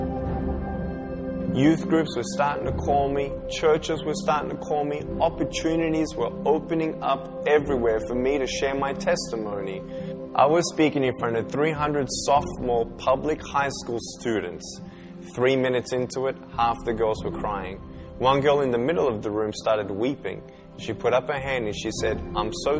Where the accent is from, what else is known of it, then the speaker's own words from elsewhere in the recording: Melbourne, Victoria, Australia; I was born in Melbourne, Australia, 1982